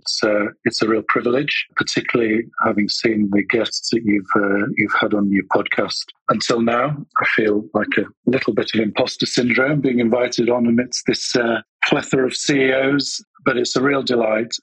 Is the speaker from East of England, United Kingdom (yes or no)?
no; Leeds, Yorkshire and the Humber, United Kingdom; I was born and bred in Leeds, which is a city of approximately 800,000 people